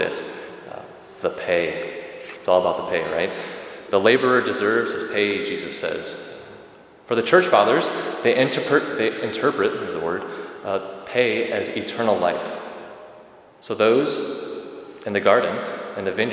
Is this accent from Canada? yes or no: no; Rockford, Illinois, United States; moved away as an adult; now in Fox Valley area, United States; I was raised in Rockford, so I'm kind of a transplant to the Fox Valley area.